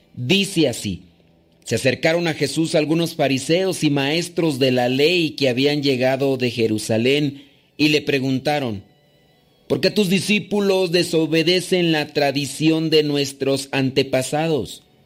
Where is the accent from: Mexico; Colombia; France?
Mexico; now in New York, United States